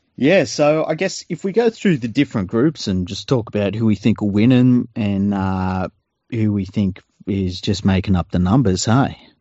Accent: Australia; as an Australian

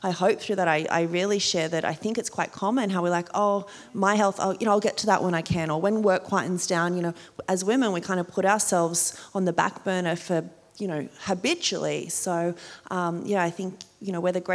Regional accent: Port Macquarie, New South Wales, Australia; accent: small town accent; moved away as an adult; also born or lived in New York / Sydney; growing up in Port Macquarie, we would go to Newcastle

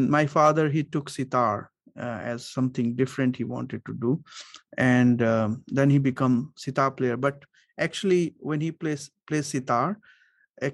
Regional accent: Varanasi, Uttar Pradesh, India; I'm from the same city where was Ravi Shankar was from, Varanasi

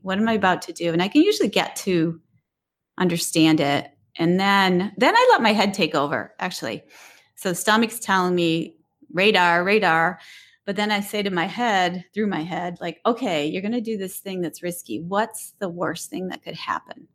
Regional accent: Detroit, Michigan, United States; I grew up in the city of Detroit

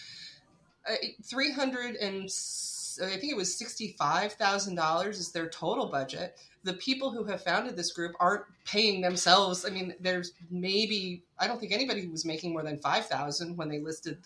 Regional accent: Arizona, United States; I grew up in Arizona. I grew up, you know, maybe 10 minutes from the San Carlos Indian Reservation.

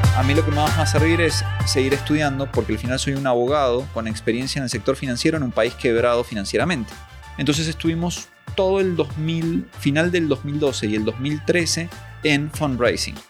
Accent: Lanús, Buenos Aires Province, Argentina; yo soy argentino, nací en provincia de Buenos Aires, Argentina, en Lanús, oriundo de Lanús.

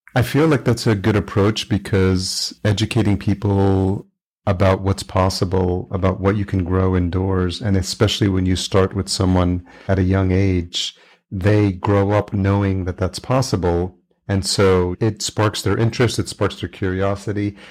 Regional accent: New York, United States; I grew up in New York, lived in New York City

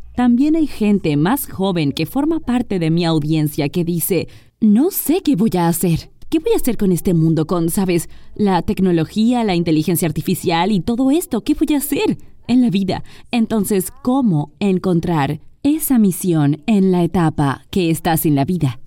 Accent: Mexico; en mi país

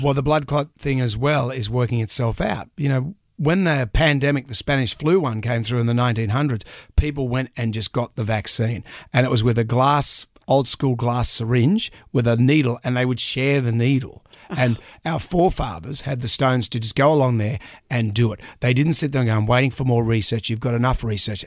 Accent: Australia

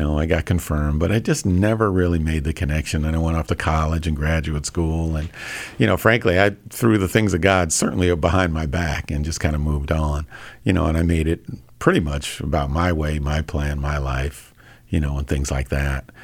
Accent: Hempstead, New York, United States; moved away as an adult; also born or lived in New Hampshire / Minnesota; Born and raised. I grew up in Hempstead or West Hempstead, New York

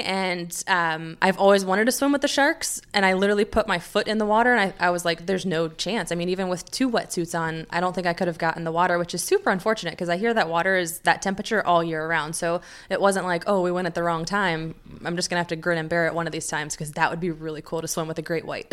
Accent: United States; being an American

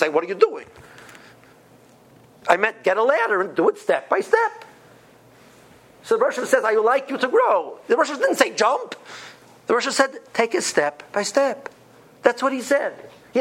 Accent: Cleveland, Ohio, United States; I come from Cleveland, houses cost $150,000

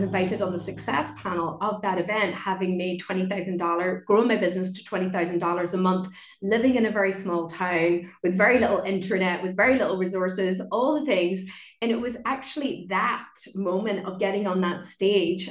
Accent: Ireland; moved away as an adult; also born or lived in London; So I moved back home and very quickly I started to see my hometown through very different eyes. I just started to see how beautiful it was how cultural it was. Like I used to speak Irish, it's an Irish speaking community.

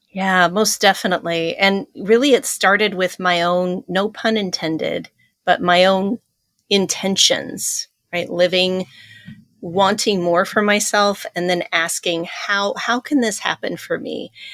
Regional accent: Pacific Northwest, United States; moved away; also born or lived in Iowa; growing up in the Pacific Northwest, running around the woods

